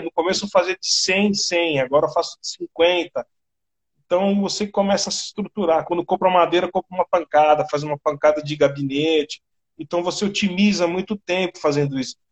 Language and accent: Portuguese; Brazil